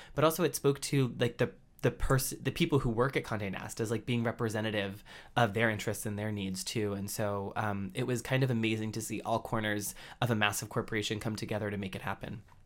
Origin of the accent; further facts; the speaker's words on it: Andover, Massachusetts, United States; moved away as an adult; in my hometown of Andover, Massachusetts.